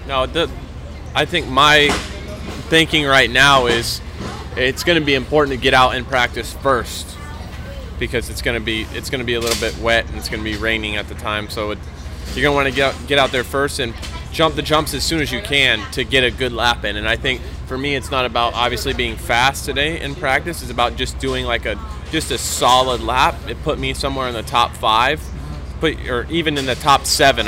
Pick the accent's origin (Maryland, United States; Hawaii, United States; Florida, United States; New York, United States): Florida, United States; I, I grew up in Florida